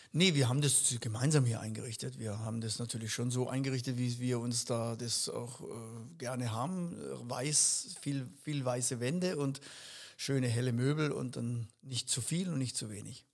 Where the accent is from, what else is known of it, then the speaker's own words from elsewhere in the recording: Upper Black Forest, Baden-Württemberg, Germany; now in Ettenheim, Germany; Ich bin ja ursprünglich vom Hochschwarzwald, das liebe ich genauso. Das ist mein Geburtsort, das ist quasi auch ein Stück Heimat.